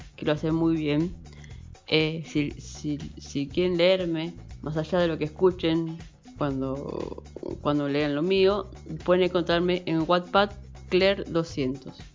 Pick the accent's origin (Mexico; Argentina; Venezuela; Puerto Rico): Argentina; Castelar, Buenos Aires Province; Soy de Buenos Aires, Argentina, la zona oeste, Castelar